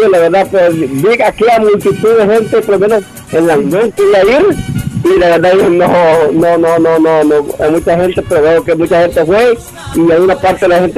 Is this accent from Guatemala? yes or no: no; El Salvador; todos somos salvadoreños